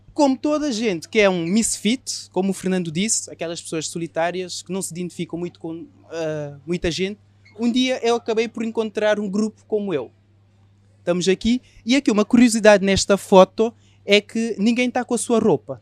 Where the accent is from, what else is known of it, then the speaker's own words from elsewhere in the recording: Cape Verde; moved away as an adult; now in Portugal; Aos 18 anos eu saí de Cabo Verde e vim para Portugal.